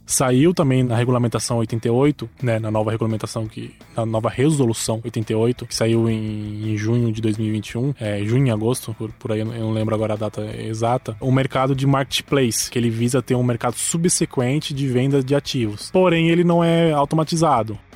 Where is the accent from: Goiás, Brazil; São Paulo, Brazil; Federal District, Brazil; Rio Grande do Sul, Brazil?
São Paulo, Brazil; interior of; eu sou do interior de São Paulo